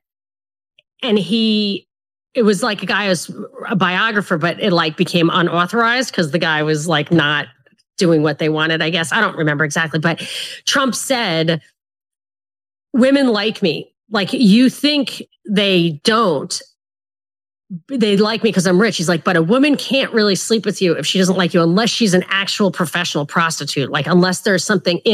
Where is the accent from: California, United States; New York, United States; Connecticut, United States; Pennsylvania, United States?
New York, United States; as a New Yorker